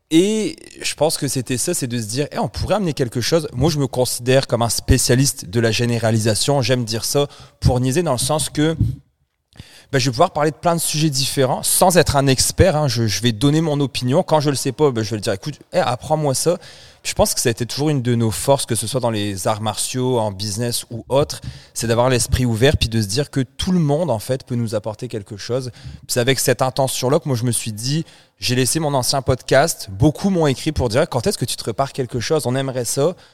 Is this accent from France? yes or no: yes; France; now in Canada; Je suis Français d'origine là. Je suis canadien. Français d'origine.